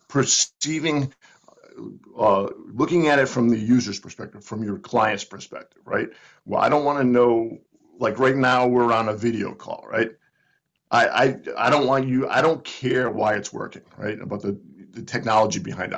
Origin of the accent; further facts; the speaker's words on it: Providence, Rhode Island, United States; moved away as an adult; now in Northern Virginia, United States; I grew up in Providence